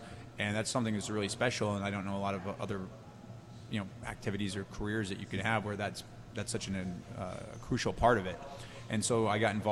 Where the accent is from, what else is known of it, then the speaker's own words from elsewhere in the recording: Massachusetts, United States; I grew up in Massachusetts, which is not known for its tobacco culture